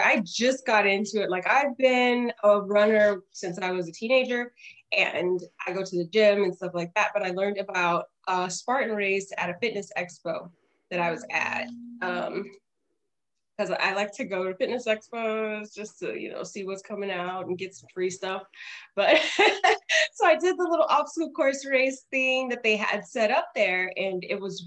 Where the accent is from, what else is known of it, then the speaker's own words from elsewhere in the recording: Los Angeles, California, United States; I'm from Los Angeles, California